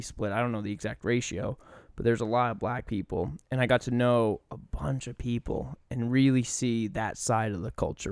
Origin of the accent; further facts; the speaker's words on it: Maine, United States; moved away as an adult; also born or lived in Charlotte, North Carolina; I'm from Maine, you know, it's ninety-nine percent white